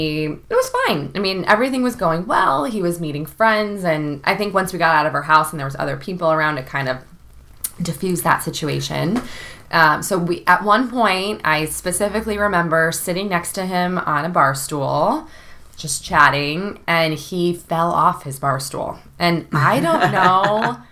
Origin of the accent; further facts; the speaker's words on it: Chicago, Illinois, United States; I go to Miami, and I'm from Chicago, and all of my friends and their boyfriends immediately did not like him.